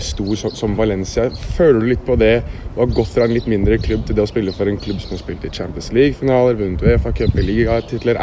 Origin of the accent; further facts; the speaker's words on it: Norway; vi er jo nordmenn fra Norge